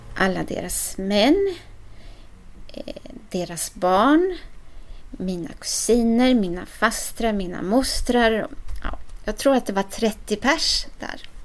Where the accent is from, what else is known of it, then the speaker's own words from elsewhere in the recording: Sweden; also born or lived in Ecuador; Jag ville vara så svensk som jag bara kunde få bli